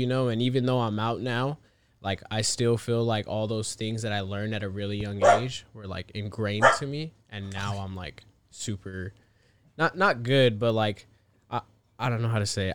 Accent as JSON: {"language": "English", "town": "Fontana", "region": "California", "country": "United States", "tie": "born or raised there", "also_born_or_lived": "Colton, California / Rancho Cucamonga, California", "said": "I grew up here in Fontana."}